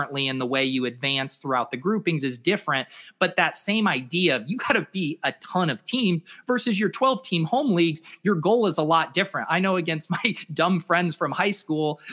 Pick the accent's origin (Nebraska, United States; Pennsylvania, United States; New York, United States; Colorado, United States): Colorado, United States; moved away as an adult; also born or lived in San Diego; now in Boston area, United States; I was born in Colorado. I went to college out in San Diego, and now I live out just outside of the Boston area